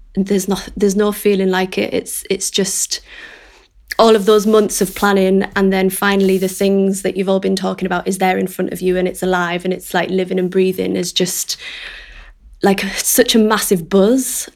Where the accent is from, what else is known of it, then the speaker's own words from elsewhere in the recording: Middlesbrough, North East England, United Kingdom; now in North Shields, United Kingdom; I am a director from Middlesbrough, but I now live in North Shields